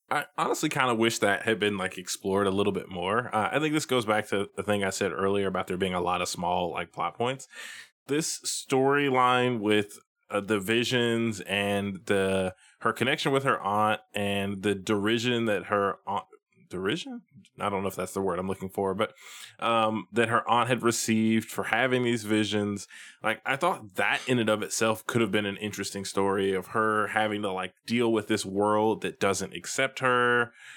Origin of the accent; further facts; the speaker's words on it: Tennessee, United States; Samuel L. Jackson is from my home state of Tennessee